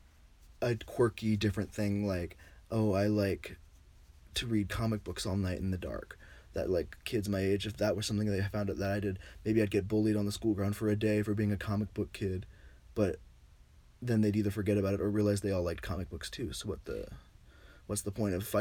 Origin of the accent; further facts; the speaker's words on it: Virginia, United States; moved away; I was from Virginia